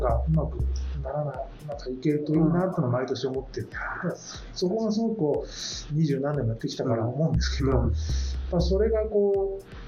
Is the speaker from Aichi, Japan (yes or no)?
no; Kanazawa, Ishikawa, Japan; moved away; 僕は金沢出身だったので、いつかは自分の実家というか金沢に戻りたいというのがあったんです